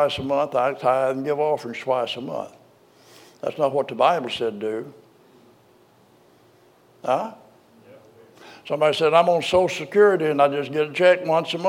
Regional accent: Arkansas, United States; I was born in Arkansas

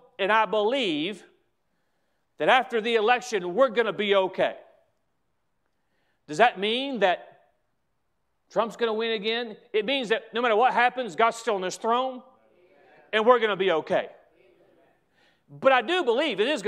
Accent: United States; as an American

